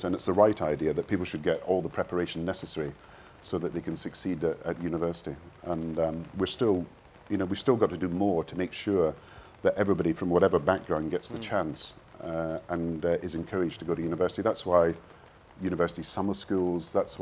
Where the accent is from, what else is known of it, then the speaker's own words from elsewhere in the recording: Kirkcaldy, Scotland, United Kingdom; also born or lived in Govan / Edinburgh; my father was a minister, so we moved around the country a bit, but I was brought up in Kirkcaldy